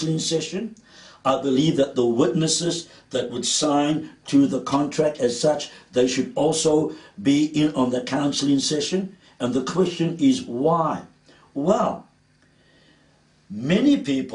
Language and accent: English; Cape Town, Western Cape, South Africa; accent: Cape Townian; my Cape Townian accent comes out sometimes